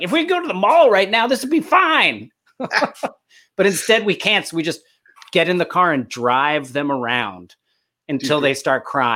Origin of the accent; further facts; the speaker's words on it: New Jersey, United States; now in Los Angeles, United States; I grew up in Jersey.